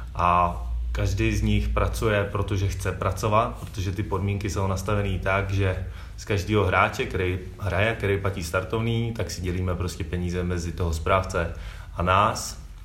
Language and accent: Czech; Prague, Czechia; já jsem z Modřán